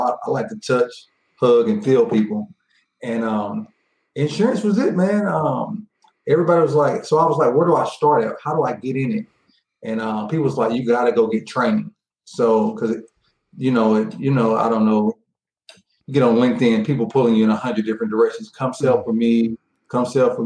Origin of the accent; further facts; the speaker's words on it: Tyler, Texas, United States; moved away; I'm from East Texas. I'm from a town called Tyler, Texas, outside of Dallas